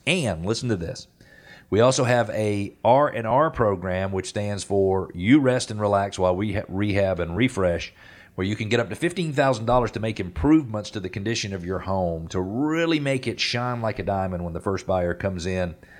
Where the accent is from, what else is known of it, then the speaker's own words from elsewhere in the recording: Atlanta, Georgia, United States; I was born in Atlanta in nineteen sixty-eight and had the opportunity to experience a lot of Atlanta as Atlanta grew